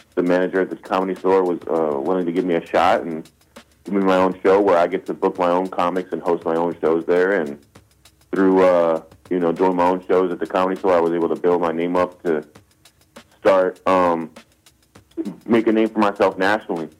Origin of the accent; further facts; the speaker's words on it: Silver Spring, Maryland, United States; moved away as an adult; now in Los Angeles, United States; growing up in Silver Spring, Maryland, and finally making it to Hollywood